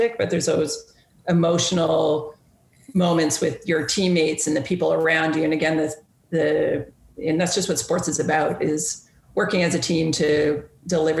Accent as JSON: {"language": "English", "country": "Canada", "said": "me as a Canadian, me as a Raptors fan"}